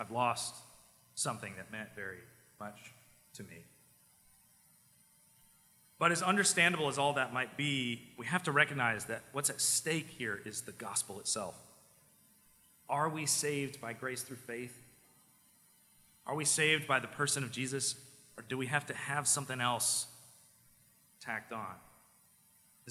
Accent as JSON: {"language": "English", "area": "small town next to the BMW plant", "region": "South Carolina", "country": "United States", "tie": "born or raised there", "said": "My hometown that I grew up in, it did not have a single red light in it until I went to college. It was like, I grew up across from a field."}